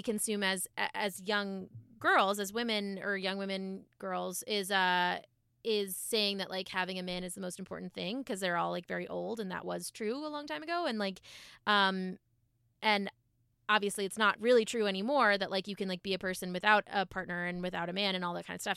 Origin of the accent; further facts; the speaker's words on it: Massachusetts, United States; grew up in Massachusetts